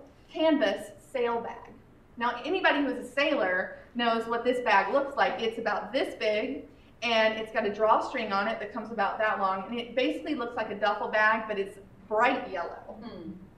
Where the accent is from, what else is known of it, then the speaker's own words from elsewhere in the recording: North Carolina, United States; moved away as an adult; also born or lived in Los Angeles; my story starts in North Carolina, where I grew up.